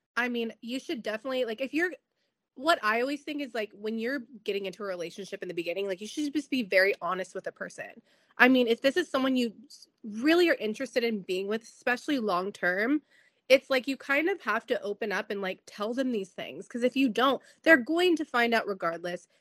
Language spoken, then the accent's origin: English; San Diego, California, United States; San Diego look real bad, and that's my hometown